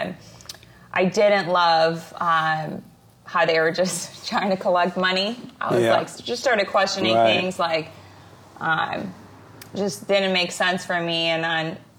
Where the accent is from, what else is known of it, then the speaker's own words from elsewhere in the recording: Israel; also born or lived in Ukraine (parents); now in California, United States; I grew up in Israel